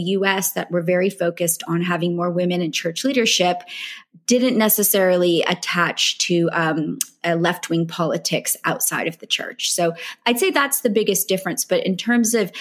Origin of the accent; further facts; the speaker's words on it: United States; accent: American; moved away as an adult; now in California, United States; churches I'd grown up with in the States